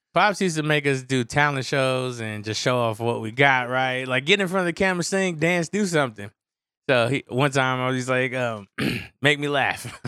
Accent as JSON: {"language": "English", "town": "San Francisco", "region": "California", "country": "United States", "tie": "born or raised there", "said": "growing up in San Francisco, it's always foggy"}